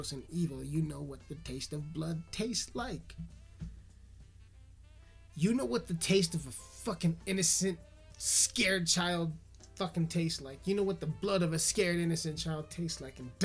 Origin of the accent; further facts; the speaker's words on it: United States; as American citizens